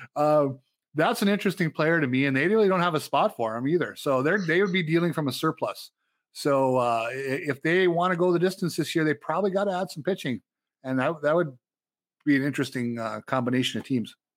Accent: Upper Michigan, United States; moved away; where I grew up in Upper Michigan

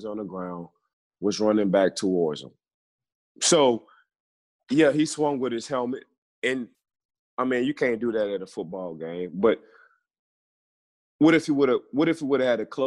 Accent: New Orleans, Louisiana, United States; we was raised in New Orleans

